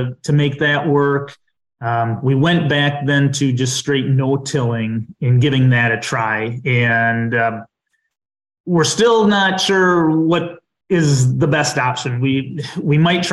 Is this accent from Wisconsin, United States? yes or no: yes; southwest Dodge County, Wisconsin, United States; also born or lived in Chicago / Beaver Dam, Wisconsin; I grew up on a farm in southwest Dodge County, Wisconsin.